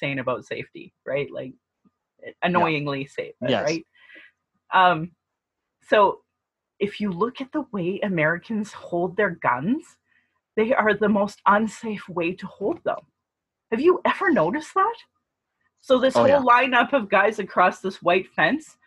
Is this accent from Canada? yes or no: yes; Sylvan Lake, Alberta, Canada; now in Calgary, Canada; you and I grew up in Sylvan Lake